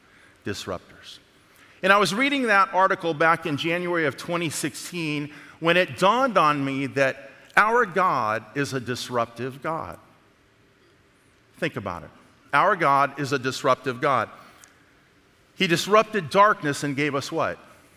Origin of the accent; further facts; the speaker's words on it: the South, United States; I'm from the South now.